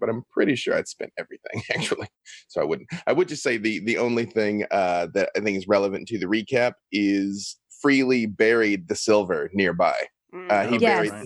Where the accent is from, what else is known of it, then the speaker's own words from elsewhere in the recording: Arkansas, United States; I am actually from Arkansas